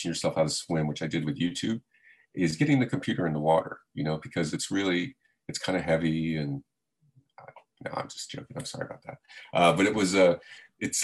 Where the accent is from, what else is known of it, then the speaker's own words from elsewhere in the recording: South Florida, United States; I grew up in South Florida